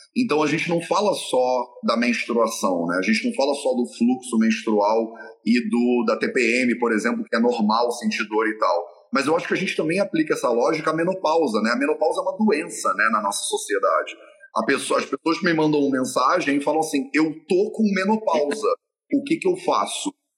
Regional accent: Rio de Janeiro, Brazil; also born or lived in northern Portugal / Brasília; now in Portugal; Eu passei grande parte da minha juventude na Barra da Tijuca

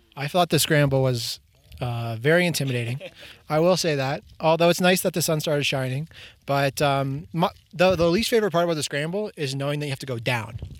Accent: Markham, Ontario, Canada; I'm from Markham too

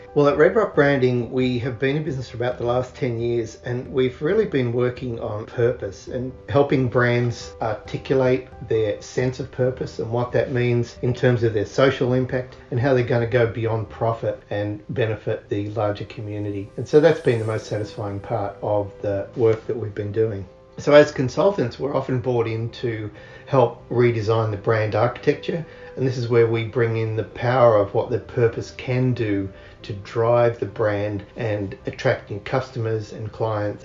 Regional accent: Canberra, Australian Capital Territory, Australia; moved away; As I grew up in Canberra, miles from the shore in Australia

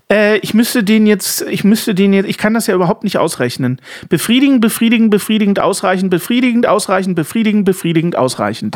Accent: Dresden, Saxony, Germany; als in Dresden geborener und die gesamte Verwandtschaft im Osten

